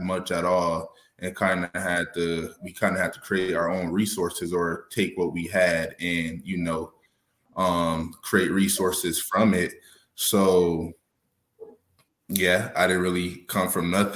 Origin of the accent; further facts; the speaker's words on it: Arizona, United States; also born or lived in California; I'm originally from California, basically Arizona. I've been out here since I was six. So I've been out here longer than out there. So I'm an Arizona native